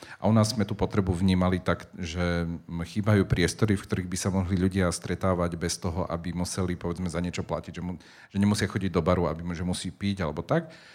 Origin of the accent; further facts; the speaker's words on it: Spišská Nová Ves, Košice Region, Slovakia; moved away; also born or lived in Prague, Czech Republic / Bratislava; pochádzam zo Spišskej Novej Vsi